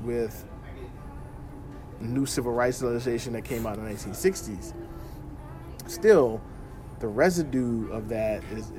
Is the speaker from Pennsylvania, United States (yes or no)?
no; Louisiana, United States; people from my home state who had left Louisiana and had settled in Liberia in the 19th century